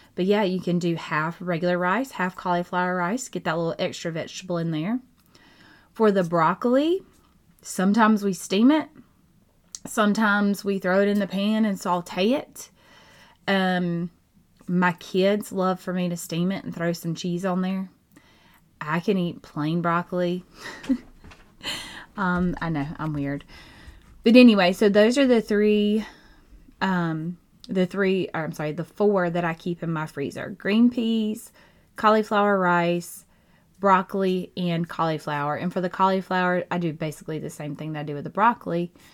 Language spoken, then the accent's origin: English; Georgia, United States; I'm from Georgia